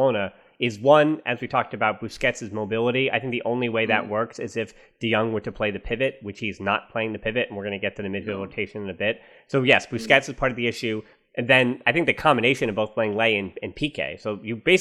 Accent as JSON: {"language": "English", "country": "United States", "said": "I'm the American"}